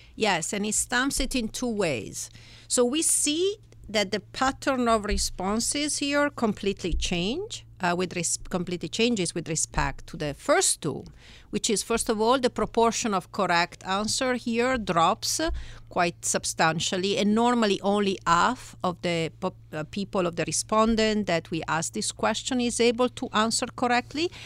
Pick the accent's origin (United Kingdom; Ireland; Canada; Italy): Italy; English is a second language; moved away as an adult; now in United States; I am originally from Italy